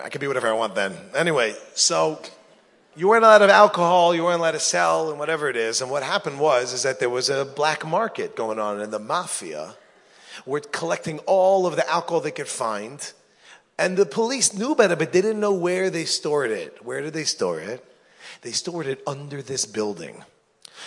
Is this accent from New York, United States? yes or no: yes; New York, United States; When I grew up in New York, my barber, his name was, Italian guy, his name was Tito.